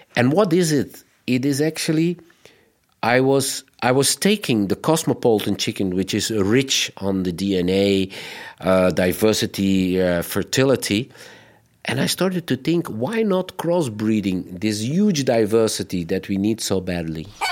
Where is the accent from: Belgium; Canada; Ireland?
Belgium; we, as Belgians